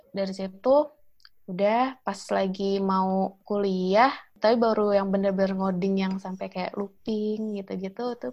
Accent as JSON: {"language": "Indonesian", "region": "Jakarta", "country": "Indonesia", "tie": "born or raised there", "said": "oh kalau asli sih dari Jakarta oh asli Jakarta uh, eh, merumah di Jakarta tapi uh, kalau orang tua dua-duanya sih Pandeglang Banten."}